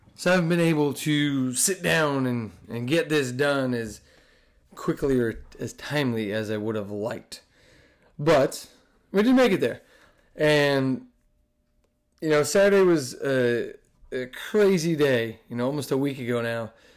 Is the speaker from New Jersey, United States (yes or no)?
yes; New Jersey, United States; also born or lived in Indiana; now in Texas, United States; I'm from Jersey. I spend time in Indiana. I live in Texas now